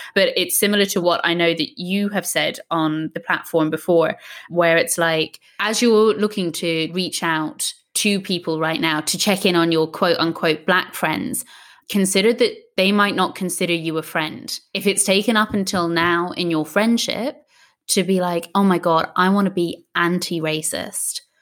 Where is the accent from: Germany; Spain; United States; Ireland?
Ireland; I grew up in Ireland.